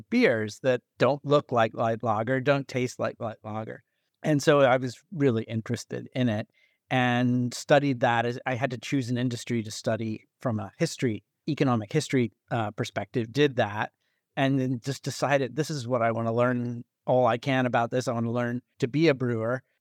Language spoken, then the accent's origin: English; St. Louis, Missouri, United States; also born or lived in Edinburgh; I'm from St. Louis, which is a beer town, obviously, and a great beer town.